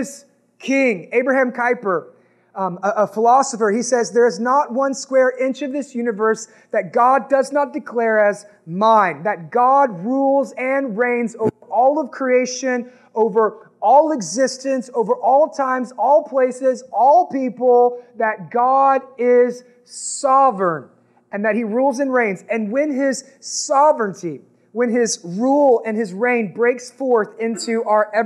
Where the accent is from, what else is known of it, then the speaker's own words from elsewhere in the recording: United States; we're American